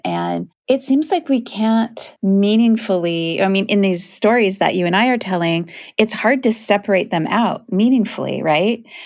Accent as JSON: {"language": "English", "town": "Kent", "region": "Washington", "country": "United States", "tie": "born or raised there", "said": "I grew up in Kent, which is a town outside of Seattle."}